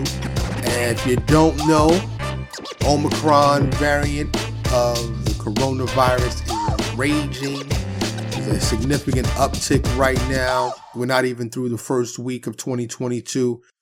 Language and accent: English; New York City, New York, United States; now in Dallas, United States; I'm from New York City, but I currently reside in Texas, in the Dallas area, more specifically